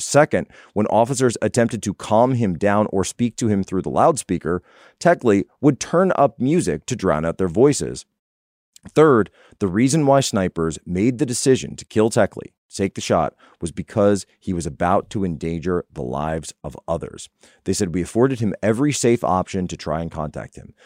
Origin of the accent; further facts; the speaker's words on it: United States; I'm an American